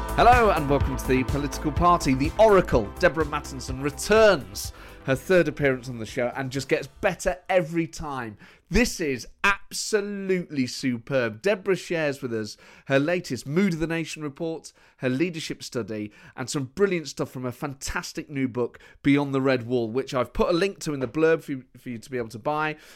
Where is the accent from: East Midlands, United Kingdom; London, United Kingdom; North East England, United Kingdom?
East Midlands, United Kingdom; Nottingham; moved away; I grew up in Nottingham